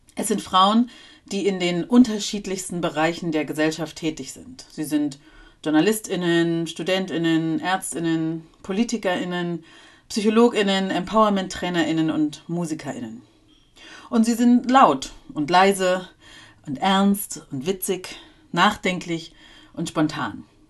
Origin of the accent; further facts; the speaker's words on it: Germany; also born or lived in East Germany (GDR); geboren in der damaligen DDR, wo ich auch teilweise meine Kindheit verbracht habe und dann aufgewachsen in Westdeutschland